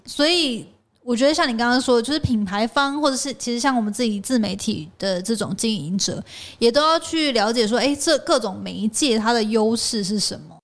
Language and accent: Chinese; Hualien County, Taiwan; moved away; 小时候在 花莲嘛，但是现在长大之后回来